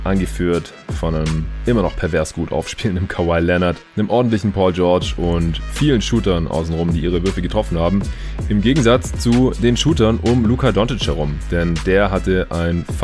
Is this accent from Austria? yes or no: no; Stuttgart, Baden-Württemberg, Germany; wegen denen ich jetzt hier auch gerade in meiner alten Heimat in Stuttgart bin